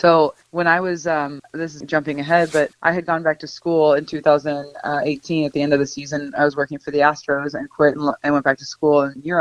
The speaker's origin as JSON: {"language": "English", "region": "Nebraska", "country": "United States", "tie": "born or raised there", "moved": "yes", "said": "growing up in Nebraska, we didn't really follow professional sports."}